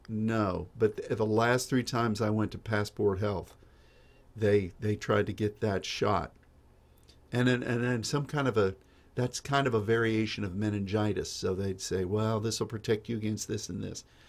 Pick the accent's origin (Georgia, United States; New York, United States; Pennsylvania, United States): Pennsylvania, United States; Pittsburgh; when I was a kid, being from, growing up in Pittsburgh, we, we studied, even in grade school